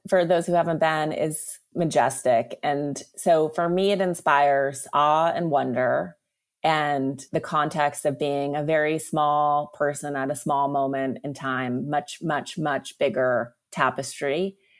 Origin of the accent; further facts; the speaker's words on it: Montana, United States; now in Los Angeles, United States; I am from Montana and I've been going back a lot to ride horses. I grew up riding horses